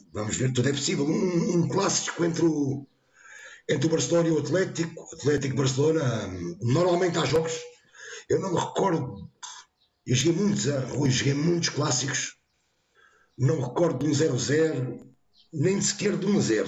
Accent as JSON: {"language": "Portuguese", "town": "Montijo", "region": "Setúbal", "country": "Portugal", "tie": "born or raised there", "said": "nasci no Montijo e hoje continuo a dizer"}